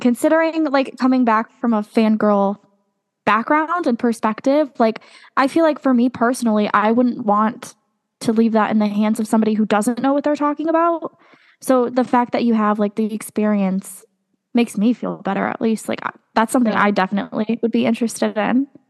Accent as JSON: {"language": "English", "region": "Connecticut", "country": "United States", "said": "I'm from Connecticut"}